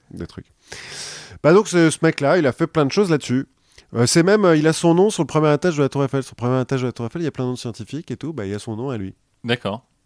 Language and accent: French; Centre-Val de Loire, France; on vient du même coin de la France, de l'Eure-et-Loire